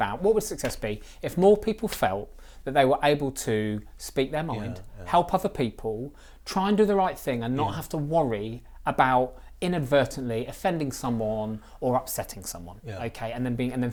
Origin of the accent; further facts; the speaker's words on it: Reading, South East England, United Kingdom; Reading's my hometown